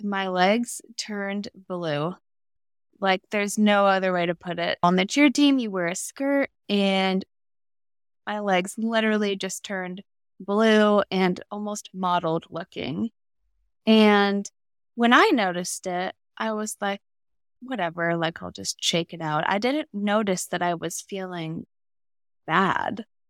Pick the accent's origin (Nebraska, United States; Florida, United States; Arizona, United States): Arizona, United States; I am in Phoenix, Arizona, born and raised in Arizona.